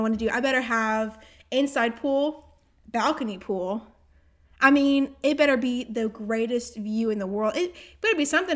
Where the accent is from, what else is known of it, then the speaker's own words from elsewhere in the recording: Augusta, Georgia, United States; I was born in Augusta